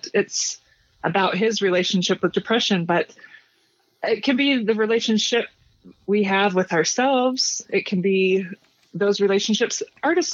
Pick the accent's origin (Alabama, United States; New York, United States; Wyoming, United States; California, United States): Wyoming, United States; Cheyenne; from Cheyenne